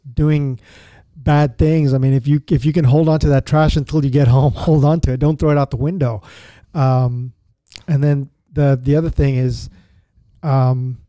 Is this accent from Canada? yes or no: no; Zambia; now in Houston, United States; we grew up in Zambia together